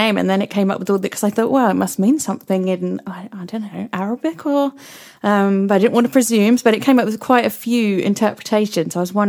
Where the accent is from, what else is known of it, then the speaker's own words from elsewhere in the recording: United Kingdom; accent: very British; my accent is very British.